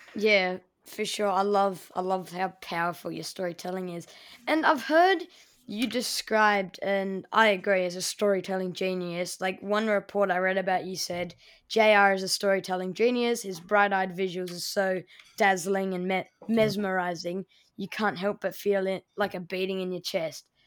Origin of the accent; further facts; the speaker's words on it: Melbourne, Victoria, Australia; my hometown, Melbourne